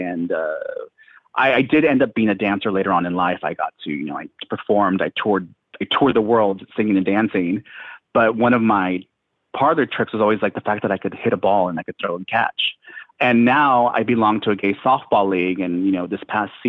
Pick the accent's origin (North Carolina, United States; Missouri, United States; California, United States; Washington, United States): California, United States; Chula Vista; now in New York City, United States; I grew up in San Diego, Chula Vista, a border town